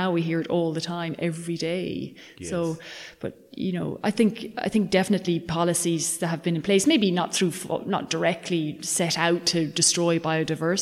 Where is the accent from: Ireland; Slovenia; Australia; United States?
Ireland; County Mayo, Connacht; moved away; I'm from County Mayo originally